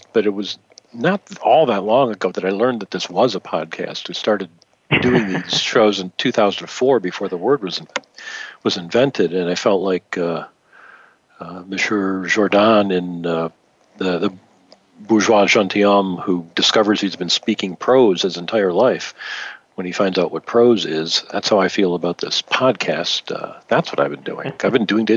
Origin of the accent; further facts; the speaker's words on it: Michigan, United States; I grew up in Michigan